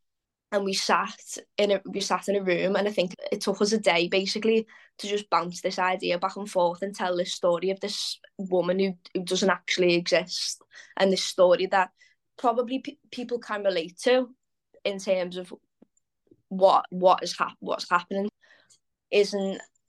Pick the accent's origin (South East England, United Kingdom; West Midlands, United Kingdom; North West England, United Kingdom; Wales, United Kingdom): North West England, United Kingdom; Liverpool; Like I said, born and bred in Liverpool. I've never lived anywhere else.